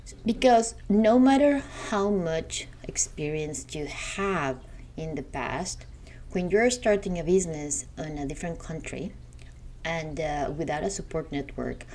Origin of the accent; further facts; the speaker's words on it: Mexico; moved away as an adult; now in United States; I am from Mexico